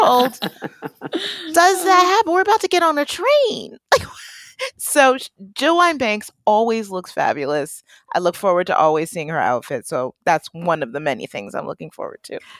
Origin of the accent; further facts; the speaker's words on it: Detroit, Michigan, United States; moved away; also born or lived in Boston; my real hometown too, Detroit